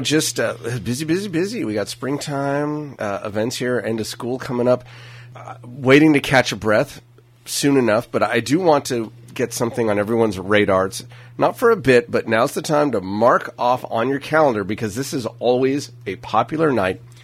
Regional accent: Napa, California, United States; I'm from Napa

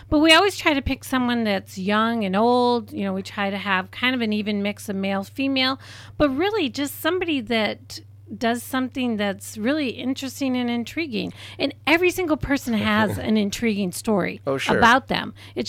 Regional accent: Germany; born there; As I mentioned, I was born in Germany, Deutschland.

